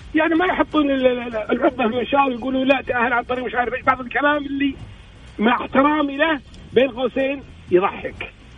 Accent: Kuwait; انا ككويتي يعني كمواطن كويتي قبل ما اكون اعلامي

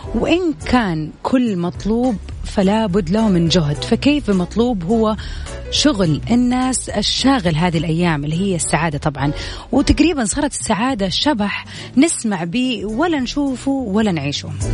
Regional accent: Saudi Arabia; عندنا في السعودية

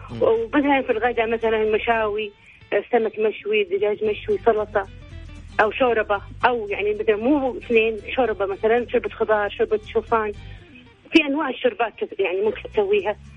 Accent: Jeddah, Makkah Province, Saudi Arabia; من جده طال عمرك

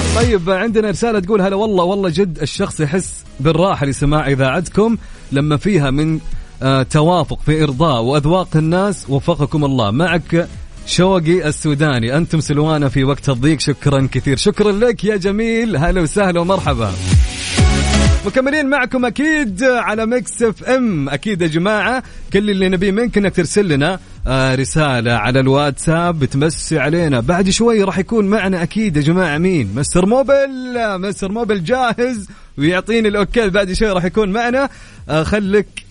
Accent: Mecca, Makkah Province, Saudi Arabia; أنا أنا مثلك من مكة

